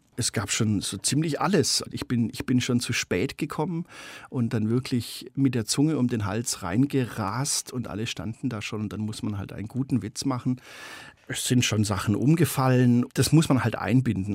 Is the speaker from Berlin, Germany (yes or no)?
no; Stuttgart, Baden-Württemberg, Germany; Ich bin ein ganz normales Mittelschichts-Stuttgarter äh, Speckgürtelkind